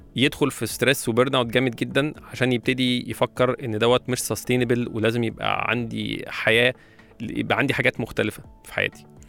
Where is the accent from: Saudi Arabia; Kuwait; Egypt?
Egypt; وعندنا في مصر